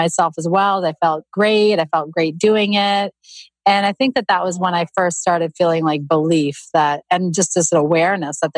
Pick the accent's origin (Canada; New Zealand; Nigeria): Canada; moved away as an adult; also born or lived in Toronto, Canada; now in United States; I grew up in Canada and I was living in Toronto at the time.